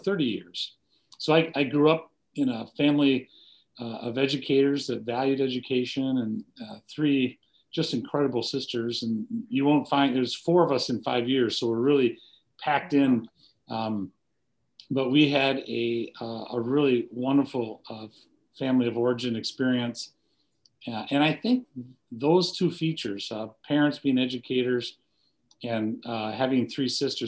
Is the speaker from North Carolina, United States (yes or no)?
no; Monroe, Wisconsin, United States; I was born and raised in Wisconsin, southern Wisconsin, a little town called Monroe, just south of Madison.